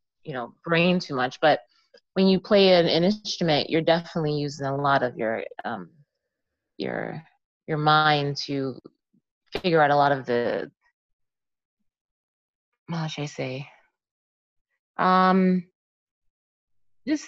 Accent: Jamaica; now in Pottstown, United States; I was born in Jamaica

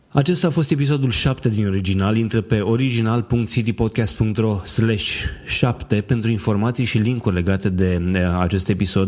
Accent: Constanța, Constanța County, Romania; Eu sunt din Constanța

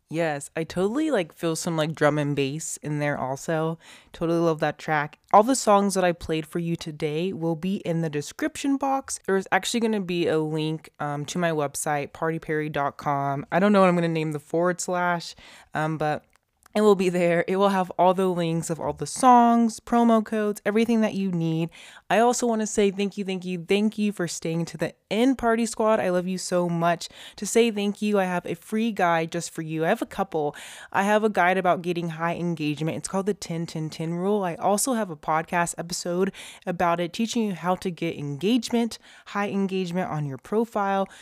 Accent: Las Vegas, Nevada, United States; Las Vegas in my hometown

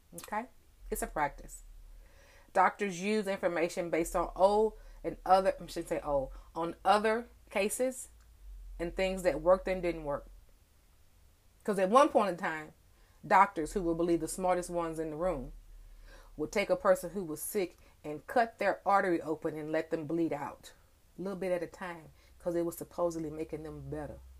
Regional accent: DFW, Texas, United States; it's raining here in DFW

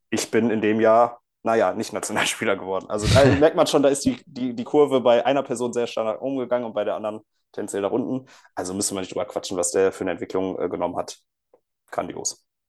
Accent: Cologne, North Rhine-Westphalia, Germany; als Kölner

